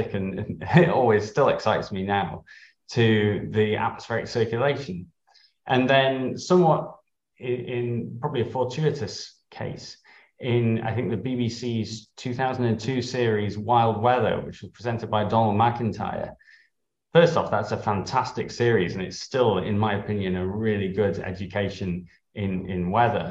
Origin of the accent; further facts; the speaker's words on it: Harrogate, Yorkshire and the Humber, United Kingdom; I grew up in Harrogate in North Yorkshire.